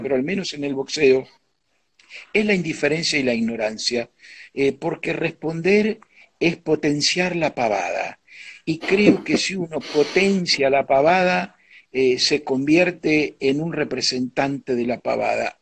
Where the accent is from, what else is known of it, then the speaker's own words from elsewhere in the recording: Argentina; also born or lived in New York; mi raíz estaba acá